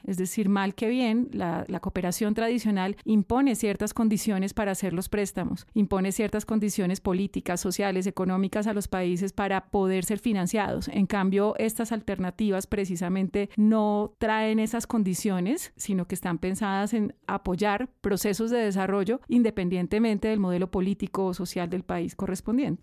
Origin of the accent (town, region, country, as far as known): Colombia